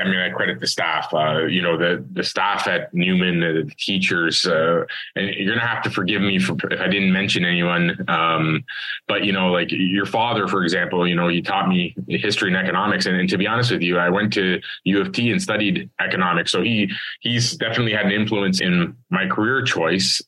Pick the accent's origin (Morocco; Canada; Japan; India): Canada; Toronto, Ontario; I'm Scarborough born and raised.